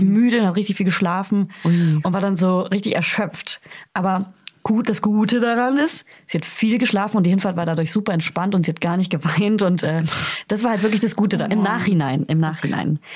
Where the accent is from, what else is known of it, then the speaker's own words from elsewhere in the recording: Hof, Bavaria, Germany; moved away; Ich komme ja aus Hof, also bisschen aus dem Umland.